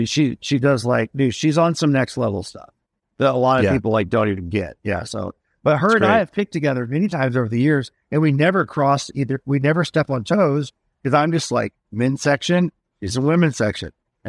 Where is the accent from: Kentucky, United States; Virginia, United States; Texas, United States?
Kentucky, United States; moved away; I grew up in Kentucky